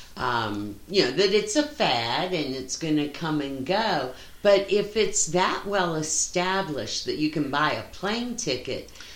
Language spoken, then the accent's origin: English; West Virginia, United States; moved away; growing up in West Virginia